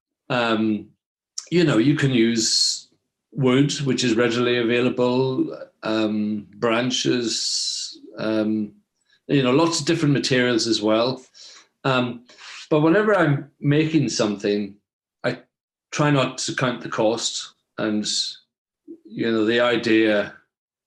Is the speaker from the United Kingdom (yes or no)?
yes; Belfast, Northern Ireland, United Kingdom; I was born in 1964. And, early life memories, really, growing up in Belfast